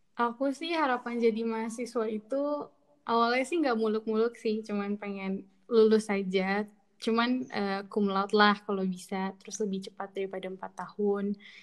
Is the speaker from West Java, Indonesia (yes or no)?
yes; Bekasi, West Java, Indonesia; moved away as an adult; now in Jember, Indonesia; Aku dari Bekasi